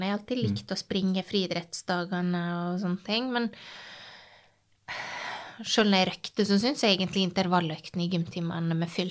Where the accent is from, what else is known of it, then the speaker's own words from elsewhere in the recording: Hareid, Møre og Romsdal, Norway; Jeg er fra Hareid.